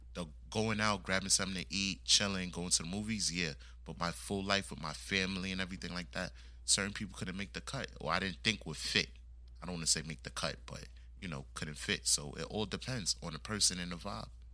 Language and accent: English; United States; I was born here in the States, but my background is West Indian